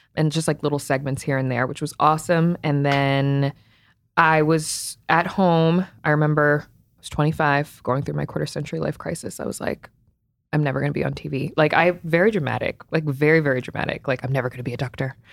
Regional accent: Potomac, Maryland, United States; also born or lived in Cleveland, Ohio; I was born in Cleveland, raised in Potomac, Maryland, though, so, like, right outside of D C

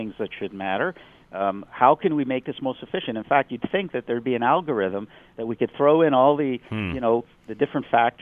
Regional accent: Montreal, Quebec, Canada; also born or lived in United States; even though I'm an American, I basically grew up in Montreal, so I'm, you know, I've spent most of my life here

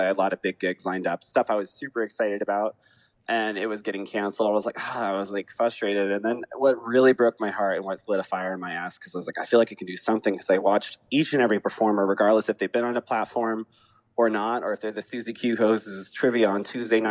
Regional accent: Atlanta, Georgia, United States; I was raised in Atlanta

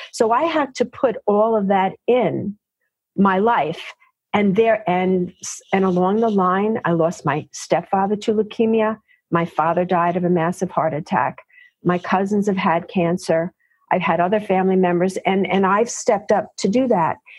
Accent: New York City, New York, United States; also born or lived in Yonkers, New York; I am one of those gals who is a native New Yorker, born and raised in New York, in the Bronx, Queens

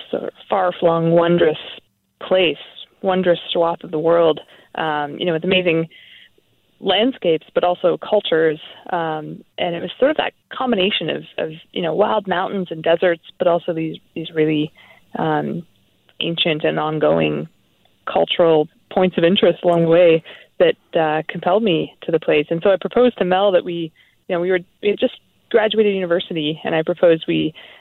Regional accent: outside Guelph and Erin, Ontario, Canada; moved away; I grew up outside Guelph and Erin in small town Ontario, rural Ontario

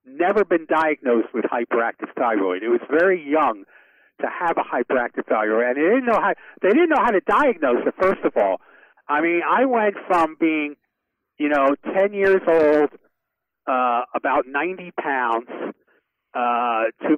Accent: New York City, New York, United States; moved away; I grew up in Brooklyn

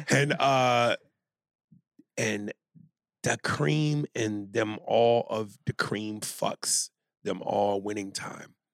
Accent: Columbus, Ohio, United States; 22, and I'm from Columbus, Ohio.

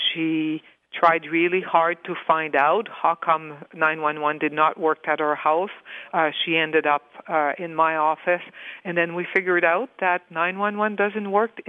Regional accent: Northern Ontario, Canada; I'm from Northern Ontario

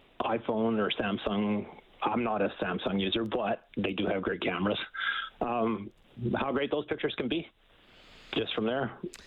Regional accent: Edmonton, Alberta, Canada; could be simply because I'm from Edmonton

